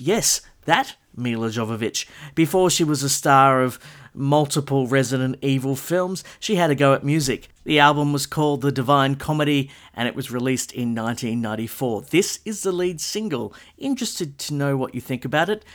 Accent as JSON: {"language": "English", "area": "Castle Hill", "region": "New South Wales", "country": "Australia", "tie": "born or raised there", "said": "my local record store growing up in the Castle Hill area"}